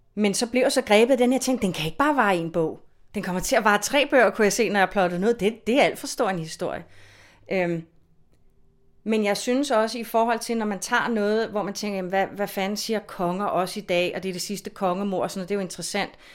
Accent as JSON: {"language": "Danish", "town": "Copenhagen", "region": "Capital Region of Denmark", "country": "Denmark", "tie": "born or raised there", "said": "er jeg jo født og opvokset i København"}